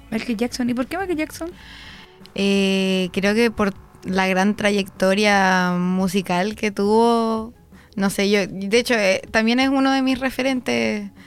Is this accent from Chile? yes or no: yes; Concepción, Biobío, Chile; Yo nací en la clínica francesa en Concepción.